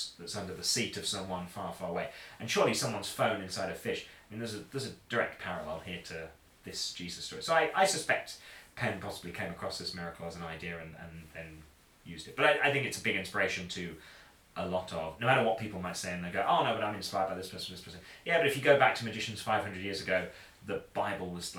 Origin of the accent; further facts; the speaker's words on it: Boston, East Midlands, United Kingdom; I grew up in Boston in Lincolnshire in the East Midlands